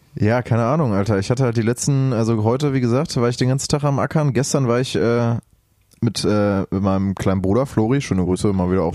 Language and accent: German; Lünen, North Rhine-Westphalia, Germany; ich war auch in meinem, in meinem, in meinem Heimatdorf in Brambauer